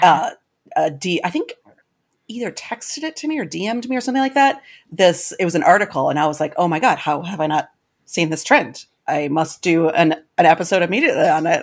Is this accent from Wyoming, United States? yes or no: no; Wisconsin, United States; I'm from Wisconsin